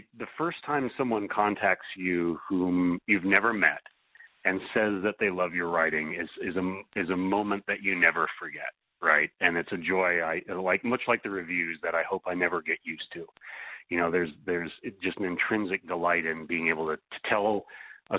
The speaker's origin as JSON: {"language": "English", "town": "Seattle", "region": "Washington", "country": "United States", "tie": "born or raised there", "said": "Seattle Mystery Bookshop, my hometown mystery hub"}